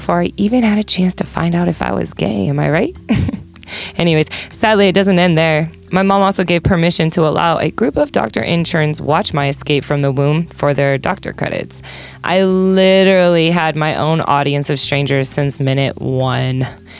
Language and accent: English; Omaha, Nebraska, United States; moved away as an adult; also born or lived in Denver, Colorado; now in Las Vegas, United States; I grew up in Nebraska. I know what you're all thinking. Wow, Omaha to Vegas, what a 180 turn that was.